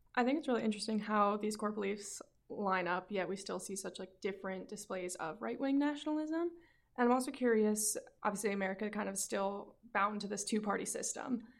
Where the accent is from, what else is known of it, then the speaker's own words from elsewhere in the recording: United States; as an American